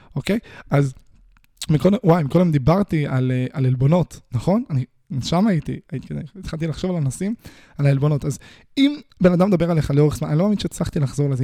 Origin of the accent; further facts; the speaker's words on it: Israel; אני נולדתי בישראל